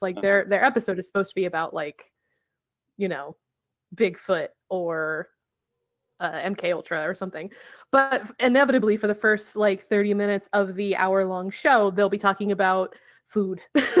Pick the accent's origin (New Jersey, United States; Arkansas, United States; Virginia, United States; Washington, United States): Washington, United States; Bellingham; my hometown, Bellingham, and he had nothing but bad things to say about Bellingham, Washington, and I was so delighted because I have this real love-hate relationship with this town that I grew up in.